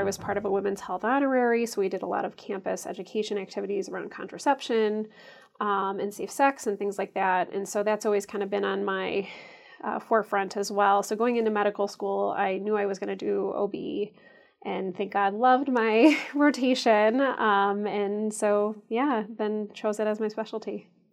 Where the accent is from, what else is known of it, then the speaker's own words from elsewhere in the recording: St. Charles, Illinois, United States; moved away as an adult; also born or lived in St. Louis, Missouri / Chicago, Illinois / Ann Arbor, Michigan; now in Madison, United States; I grew up in a far western suburb of Chicago called Saint Charles